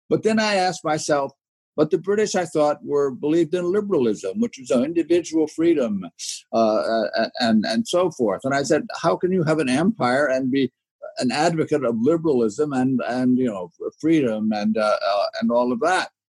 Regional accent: upstate New York, United States; now in Berkeley, United States; I um, grew up in upstate New York.

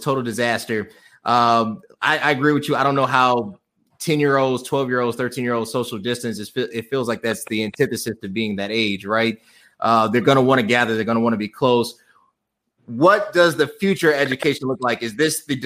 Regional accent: Orland Park, Illinois, United States; growing up in Orland Park

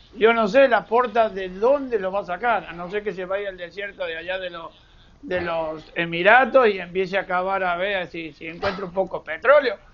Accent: Argentina; como decimos nosotros, jugando al truco en la Argentina

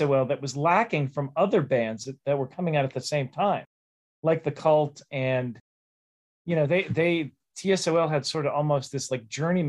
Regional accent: Pittsburgh, Pennsylvania, United States; growing up in Pittsburgh

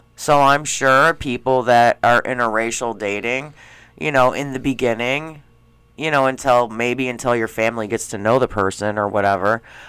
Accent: Schaumburg, Illinois, United States; I grew up in Schaumburg.

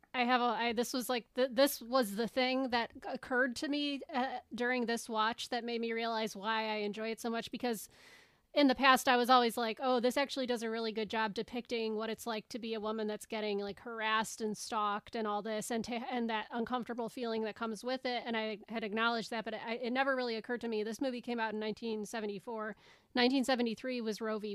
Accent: United States; as an American

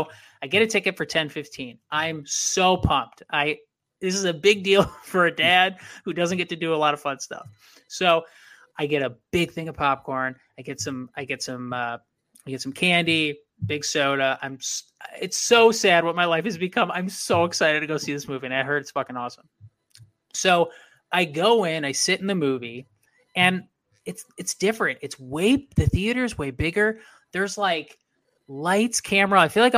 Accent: Waukesha, Wisconsin, United States; born there; Yeah, but I was born in Waukesha.

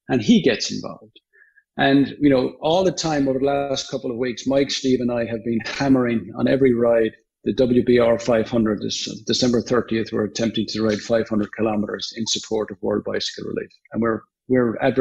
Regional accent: Limerick, Munster, Ireland; moved away as an adult; now in United States; I'm from Limerick

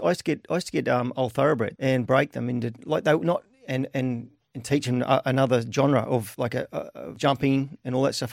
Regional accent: Caboolture, Queensland, Australia; also born or lived in Beaudesert, Queensland; I was born in Bo Desert, but I was actually raised in Caboolture

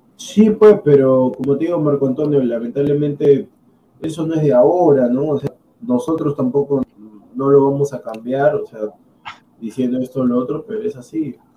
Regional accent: Huancayo, Junín, Peru; Yo soy de Huancayo

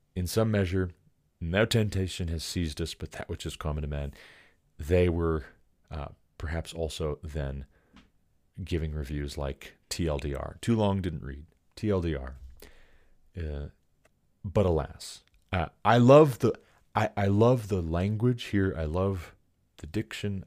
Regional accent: United States; I'm an American

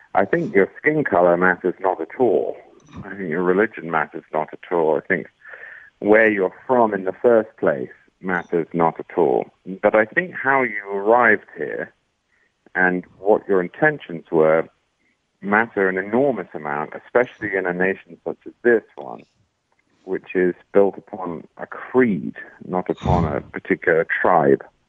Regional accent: England, United Kingdom; moved away as an adult; now in United States; I was not from a hellhole. I was from England.

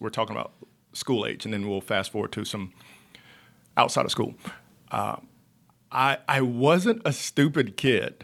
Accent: Monroe, North Carolina, United States; from Monroe, North Carolina, which is about thirty minutes outside of Charlotte. I grew up on a farm

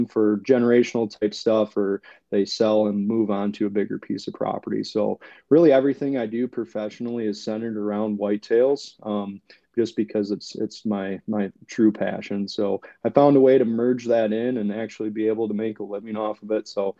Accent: Michigan, United States; moved away as an adult; now in Ohio, United States; I actually was born and raised in the northern lower peninsula of Michigan, and spent most of my life there. grew up, college, everything up there. And then a couple of years ago, my wife and I actually moved down to Ohio.

